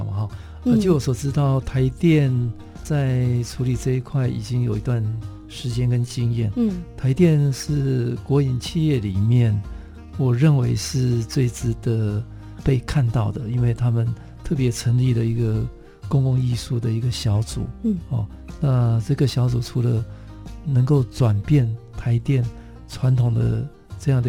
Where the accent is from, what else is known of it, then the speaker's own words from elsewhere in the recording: Taitung County, Taiwan; 在我的故乡哈台东